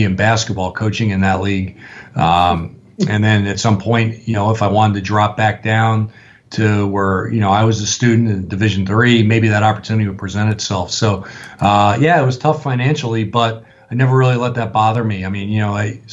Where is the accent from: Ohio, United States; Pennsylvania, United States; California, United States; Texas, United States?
California, United States; Los Angeles; moved away as an adult; also born or lived in upstate New York; I'm a West Coast guy. I'm from Los Angeles